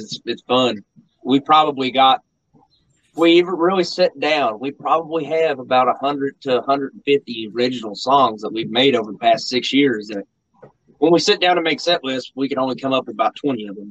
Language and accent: English; Mount Sterling, Kentucky, United States; I'm also from Mount Sterling